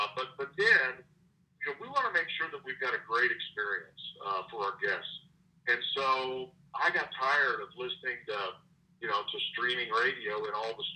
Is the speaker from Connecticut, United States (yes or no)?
no; Wichita, Kansas, United States; I grew up in Wichita.